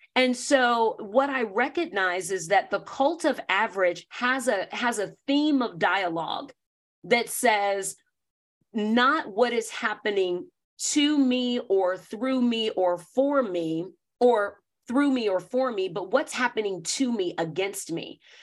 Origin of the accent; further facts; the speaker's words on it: the South, United States; I grew up Black in the South, in North America